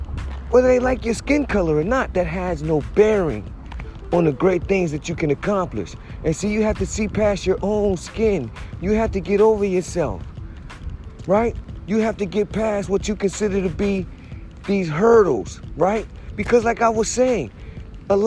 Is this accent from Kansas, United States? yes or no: no; New Haven, Connecticut, United States; I'm from New Haven